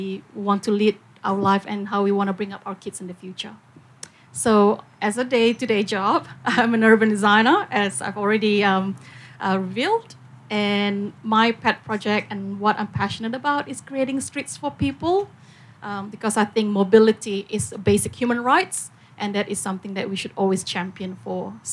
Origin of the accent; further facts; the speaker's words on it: Singapore; moved away as an adult; also born or lived in Indonesia; now in Melbourne, Australia; I was born in Indonesia. I grew up in Singapore. I moved here to Australia when I was 18, and I think my 20th anniversary um, in Australia has is coming up this week. Um, so this is very much home for me.